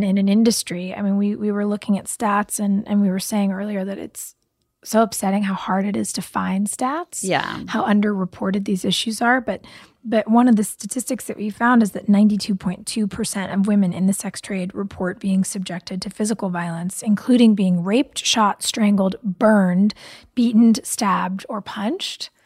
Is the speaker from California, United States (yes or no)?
yes; Pasadena, California, United States; I grew up in Pasadena